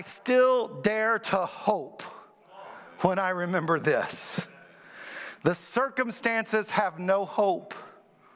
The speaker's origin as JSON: {"language": "English", "region": "Kentucky", "country": "United States", "tie": "born or raised there", "also_born_or_lived": "Springfield, Missouri / Iowa", "moved": "yes", "lives_now": "Virginia Beach, United States", "said": "I grew up in Kentucky where we had basketball and we never heard of football. Then I moved to Iowa."}